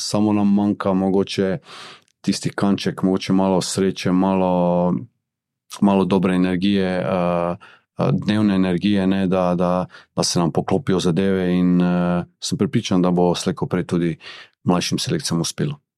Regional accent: Maribor, Drava, Slovenia; sem jaz iz Maribora.

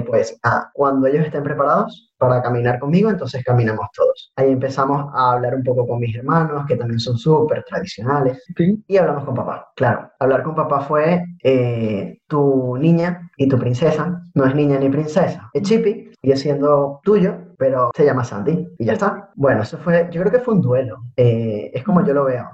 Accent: Venezuela; moved away as an adult; tuve que salir de Venezuela, me vine para acá

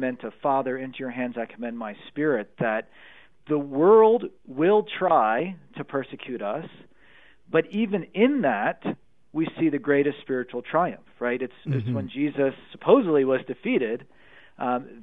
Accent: Pennsylvania, United States; Pennsylvania, my home state

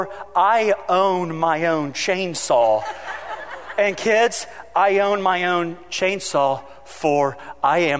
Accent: United States; as an American

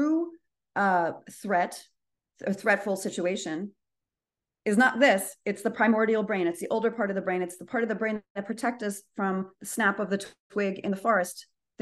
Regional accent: United States; as an American

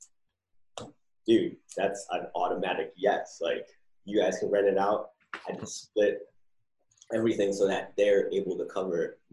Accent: New Jersey, United States; moved away as an adult; also born or lived in California; now in San Diego, United States; I'm originally from Jersey

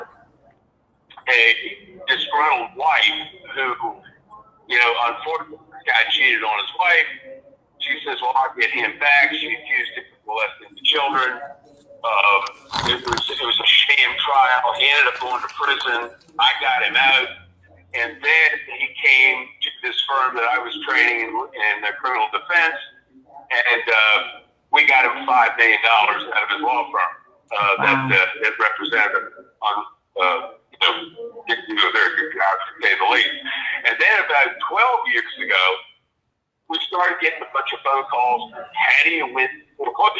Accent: Washington, District of Columbia, United States; I grew up in Washington, D.C.

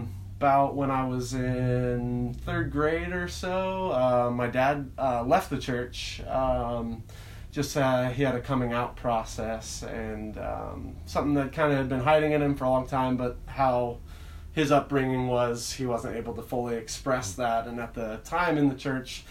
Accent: Leavenworth, Washington, United States; also born or lived in Cashmere, Washington; I grew up in Leavenworth and Kashmir

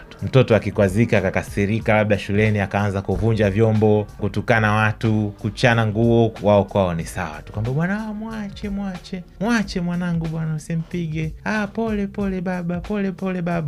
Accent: Tanzania; wale ambao tumelelewa hapa Tanzania

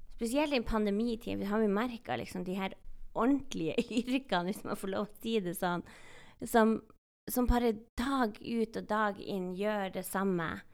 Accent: Northern Norway, Norway; jeg er samisk og fra Nord-Norge

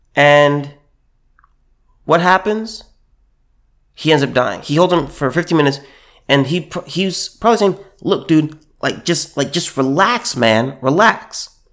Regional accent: California, United States; I'm from California

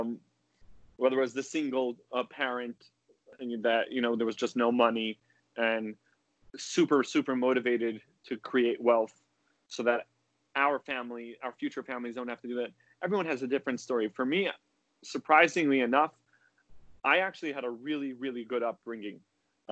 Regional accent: West Coast of the U.S., United States; now in New Jersey, United States; I was influenced from growing up in the West Coast of the U.S.

